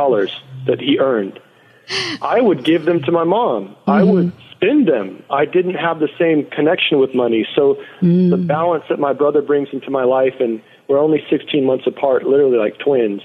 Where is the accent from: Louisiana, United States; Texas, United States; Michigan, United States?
Texas, United States; San Antonio; moved away; also born or lived in Oakland, California; the neighborhood I grew up in San Antonio, Texas.